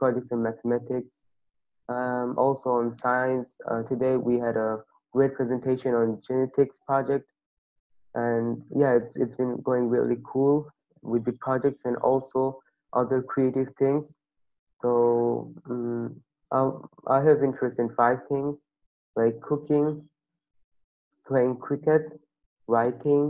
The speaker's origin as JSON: {"language": "English", "country": "Bangladesh", "said": "from Bangladesh and I'm 13 years old."}